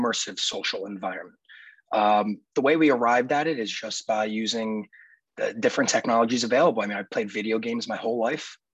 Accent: Philadelphia, Pennsylvania, United States; I was born and raised in the Philadelphia area, and have been there and remain there even to this day

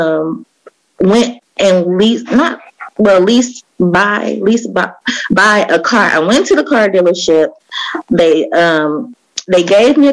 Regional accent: Oakland, California, United States; I grew up in Oakland, East Oakland.

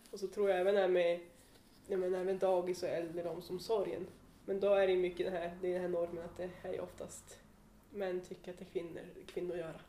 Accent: Tärnaby, Västerbotten County, Sweden; hemma i Tärnaby

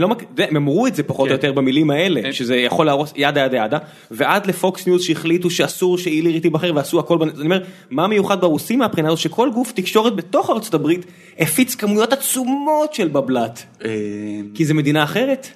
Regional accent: Beersheba, Southern District, Israel; כילד באר שבעי

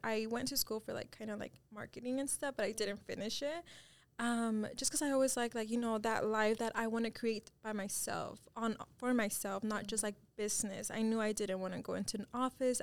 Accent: Dallas, Texas, United States; my parents are both Mexican, um, and I was born here in Dallas

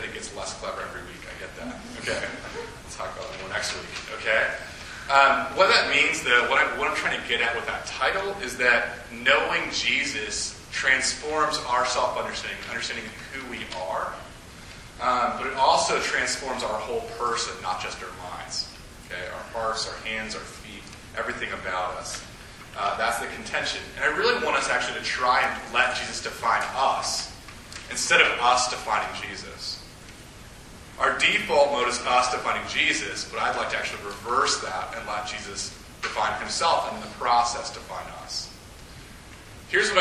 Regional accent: Midwest, United States; now in Las Cruces, United States; I grew up in the Midwest, too

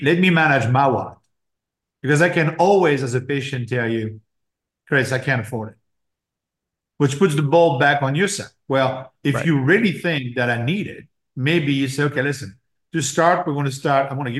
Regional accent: France; growing up in France, my uncle was a doctor.

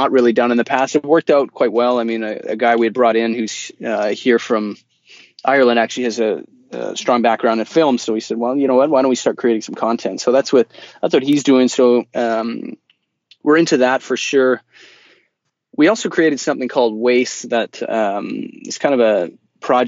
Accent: Vancouver, British Columbia, Canada; we're from Vancouver.

